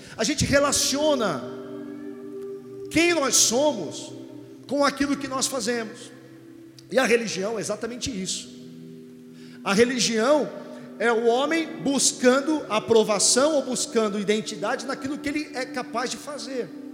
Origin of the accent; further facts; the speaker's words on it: Santos, São Paulo, Brazil; Eu sou de Santos, nascido em Santos, então vivo no litoral